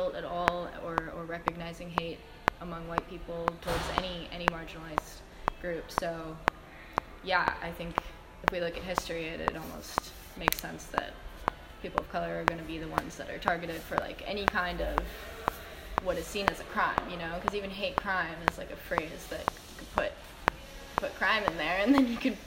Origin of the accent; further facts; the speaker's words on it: United States; my identity as an American citizen and my American passport